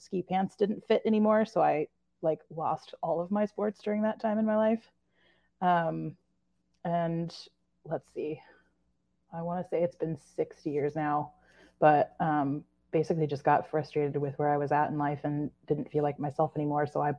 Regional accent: Corvallis, Oregon, United States; I grew up in Corvallis, Oregon.

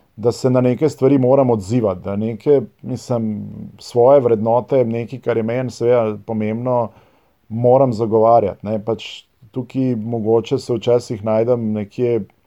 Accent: Ljubljana, Slovenia; first language Serbo-Croatian; Slovenian is a second language; jaz sem iz Ljubljana

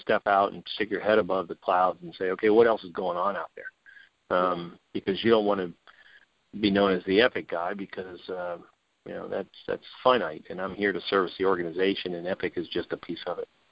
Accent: New Orleans, Louisiana, United States; moved away; I'm from New Orleans, born and raised

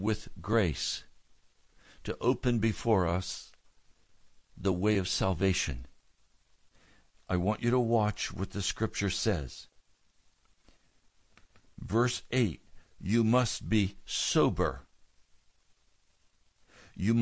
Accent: United States; being an American citizen

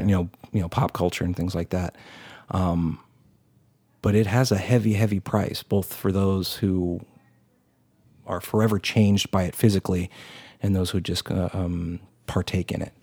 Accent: Texas, United States; as a Texan

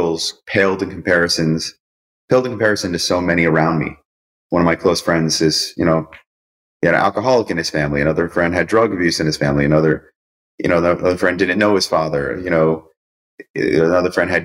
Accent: Cos Cob, Connecticut, United States; I grew up in Coscob, Connecticut, so that I was able to go to Greenwich High School

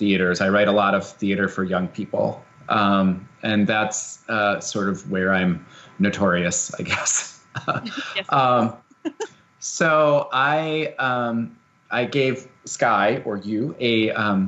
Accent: Wisconsin, United States; I'm from Wisconsin, and I'm from about an hour away from this place. And as a kid, my mom is a hydrogeologist

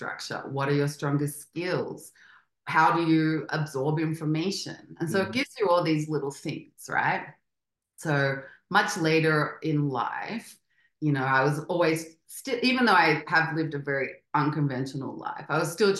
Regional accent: Australia; moved away as an adult; also born or lived in Spain; now in Mexico City, Mexico; I grew up in Australia and we're very strict

